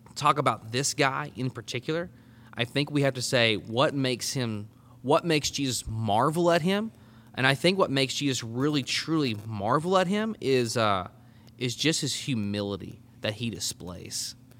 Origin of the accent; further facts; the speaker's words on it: Arkansas, United States; also born or lived in College Station, Texas; I'm from Arkansas originally, so, I mean, I was born and raised here